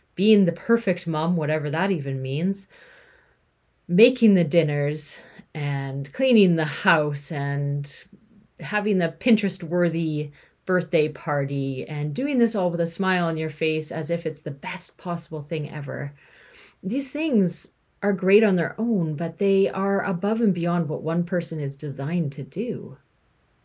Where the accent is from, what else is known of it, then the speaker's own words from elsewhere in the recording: Canada; I'm from Canada, you know, a white female